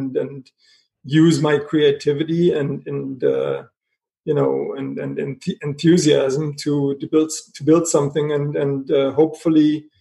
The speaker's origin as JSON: {"language": "English", "country": "Germany", "tie": "born or raised there", "also_born_or_lived": "Paris, France", "moved": "yes", "said": "I was born in Germany"}